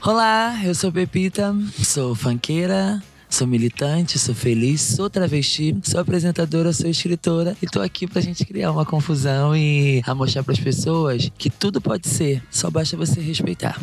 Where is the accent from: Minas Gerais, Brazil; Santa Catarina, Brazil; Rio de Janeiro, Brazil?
Rio de Janeiro, Brazil; eu sou carioca